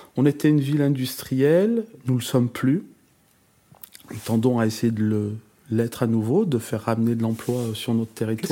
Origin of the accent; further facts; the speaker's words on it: Givors, Auvergne-Rhône-Alpes, France; je suis, un natif de Givors, donc je suis né euh, euh, à l'hôpital Mongela, l'unique hôpital de, la ville.